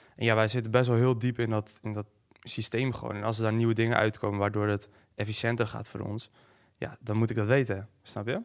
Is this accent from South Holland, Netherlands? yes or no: no; Hoorn, North Holland, Netherlands; ik kom uit Horen.